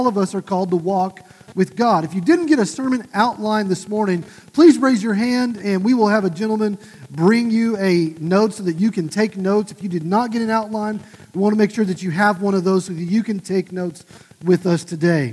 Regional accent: just south of Tulsa, Oklahoma, United States; my hometown, just south of Tulsa

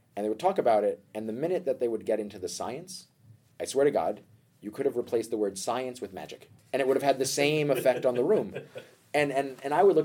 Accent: New York City, New York, United States; moved away as an adult; also born or lived in Denmark; now in Copenhagen, Denmark; I grew up in New York, which is, in my opinion, even though I don't think I want to actually live there, the greatest metropolis on Earth

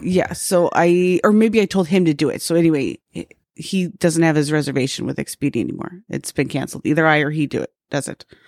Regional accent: Salt Lake City, Utah, United States; now in Phoenix, United States; I was from Salt Lake

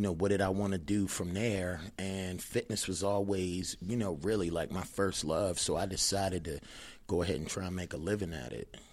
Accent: Annapolis, Maryland, United States; moved away as an adult; also born or lived in Baltimore, Maryland; now in Las Vegas, United States; I've been out in Vegas since two thousand six, but I'm originally from Annapolis, Maryland

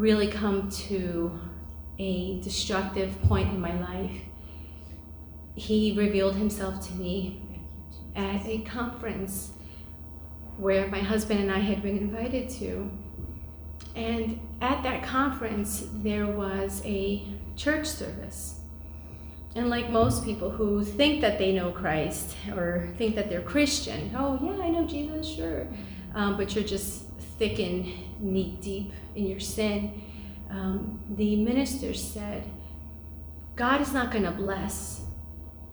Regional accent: New York City, New York, United States; I grew up in New York City, and I grew up in a family that were not believers.

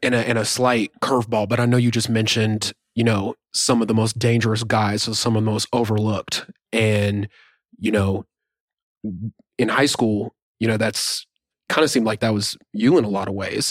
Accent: Norman, Oklahoma, United States; moved away as an adult; also born or lived in Pomona, California; we're obviously from Norman.

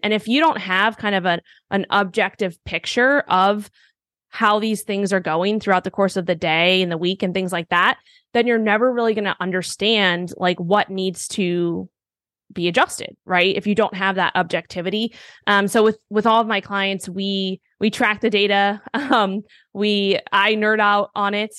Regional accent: New York City, New York, United States; moved away as an adult; also born or lived in Miami; I grew up in Manhattan, New York

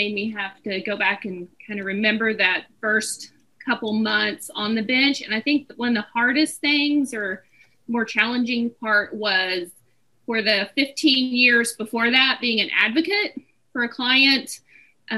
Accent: Boise City, Oklahoma, United States; moved away; I am originally from Boise City, out in the Panhandle

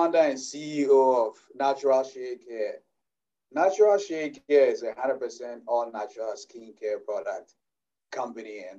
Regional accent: Ghana; moved away as an adult; now in United States; as you can hear from my accent, I'm originally from Ghana

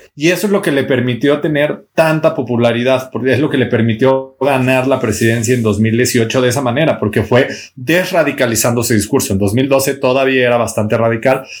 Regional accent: Mexico; los más de 100 millones de mexicanos que somos

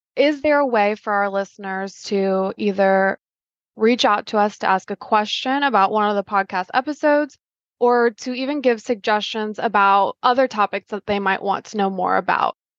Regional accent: Polk City, Iowa, United States; I grew up in Polk City, Iowa

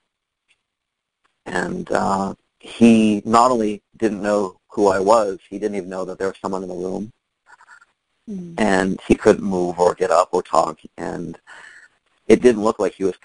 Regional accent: San Diego, California, United States; also born or lived in New York City, United States; now in Fort Lauderdale, United States; I'm from San Diego, but I lived in New York for 17 years

